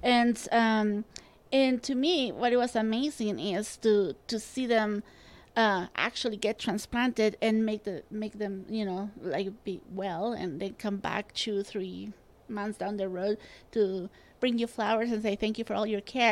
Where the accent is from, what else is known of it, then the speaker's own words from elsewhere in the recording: Spain; now in Utah, United States; I grew up in Spain